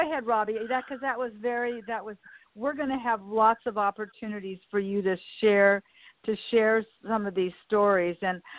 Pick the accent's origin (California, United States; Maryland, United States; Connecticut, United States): California, United States; Los Angeles; and I live in the community that I was raised in here in Westchester.